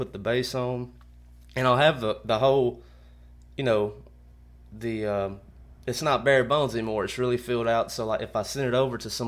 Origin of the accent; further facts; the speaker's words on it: Kennedy, Alabama, United States; since I've moved back to my hometown in Kennedy around the Tuscaloosa area